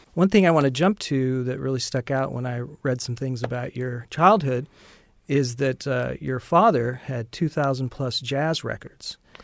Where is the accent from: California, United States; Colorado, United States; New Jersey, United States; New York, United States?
California, United States; Orange County; I grew up in Orange County, California